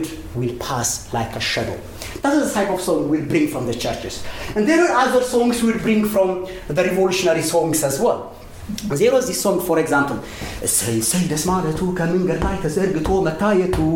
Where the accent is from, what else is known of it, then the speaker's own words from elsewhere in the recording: Ethiopia; first language Amharic; English is a second language; moved away as an adult; now in Australia; I was a brown person when I grew up in Ethiopia